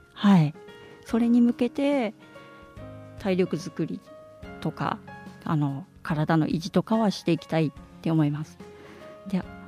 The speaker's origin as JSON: {"language": "Japanese", "town": "Iwakuni", "region": "Yamaguchi", "country": "Japan", "tie": "born or raised there", "also_born_or_lived": "Hiroshima", "moved": "yes", "lives_now": "Sendai, Japan", "said": "山口県岩国市っていうところに"}